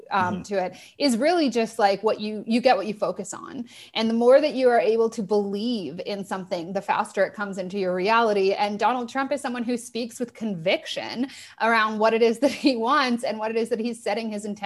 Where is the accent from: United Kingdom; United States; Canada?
Canada; Toronto, Ontario; moved away as an adult; also born or lived in Australia; I'm from Toronto